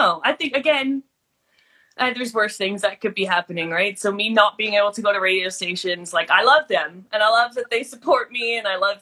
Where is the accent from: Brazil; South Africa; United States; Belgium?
South Africa; now in Canada; I grew up in South Africa